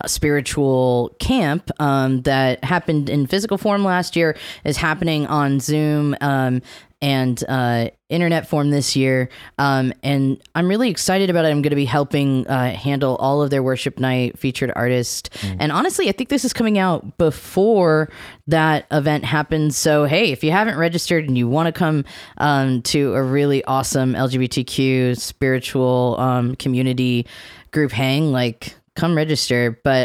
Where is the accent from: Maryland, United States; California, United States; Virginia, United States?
Maryland, United States; the city next to the city I grew up in Maryland